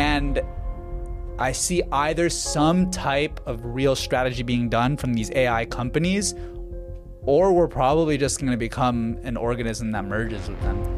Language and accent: English; Vancouver, British Columbia, Canada; I was born in Vancouver, Canada.